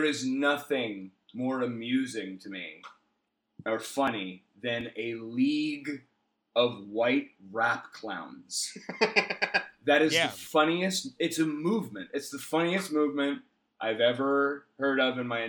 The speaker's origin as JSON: {"language": "English", "region": "New Jersey", "country": "United States", "moved": "yes", "said": "I was from New Jersey"}